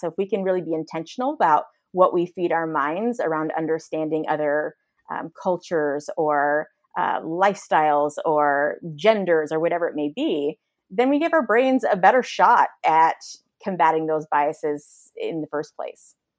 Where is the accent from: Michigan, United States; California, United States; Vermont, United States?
California, United States; San Francisco Bay Area; moved away as an adult; now in Austin, United States; we moved away from the San Francisco Bay Area to a, to a much more homogenous area that I recognized, um, the privilege it was to grow up around so much diversity